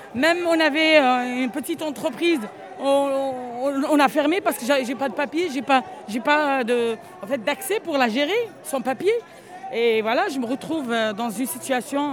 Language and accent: French; Algeria; moved away as an adult; now in Strasbourg, France; je suis algérienne d'origine